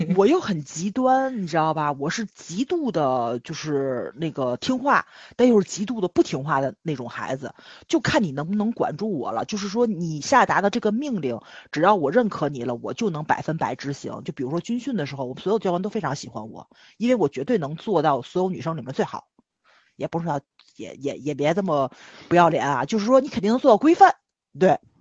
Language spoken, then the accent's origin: Chinese; Tianjin, China; accent: Tianjin dialect; 我们天津话